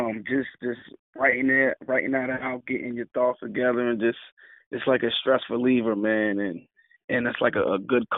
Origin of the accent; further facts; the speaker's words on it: Cape May, New Jersey, United States; South Jersey. I'm from Cape May. It's at the bottom of the map.